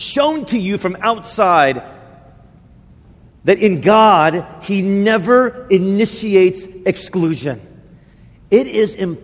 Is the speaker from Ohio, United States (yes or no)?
no; Indiana, United States; moved away; I grew up in Indiana